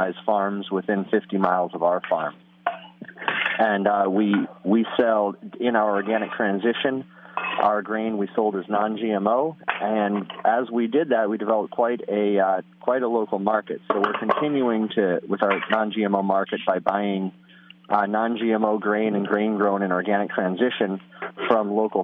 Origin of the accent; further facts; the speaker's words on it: Hillsdale, New York, United States; I grew up in Columbia County, where the farm is located, on a small vegetable farm